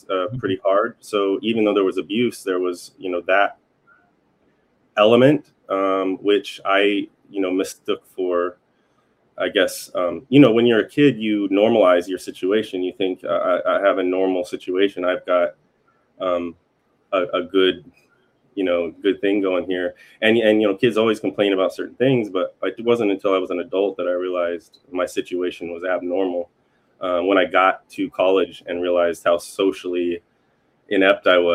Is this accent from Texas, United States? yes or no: no; Northern California, United States; also born or lived in Southern Oregon / Arcata, California; I grew up pretty much in one place up in Northern California and in Southern Oregon.